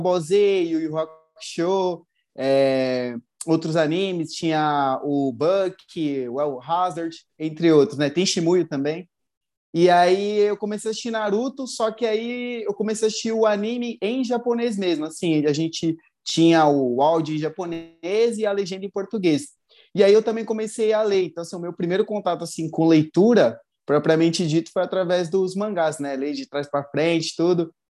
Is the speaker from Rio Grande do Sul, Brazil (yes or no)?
no; São Paulo, Brazil; tenho 30 anos, sou natural de São Paulo